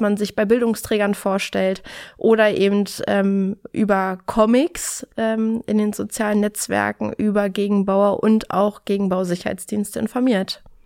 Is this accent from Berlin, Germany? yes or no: yes; Berlin, Germany; bin in Berlin geboren und in Berlin bis heute geblieben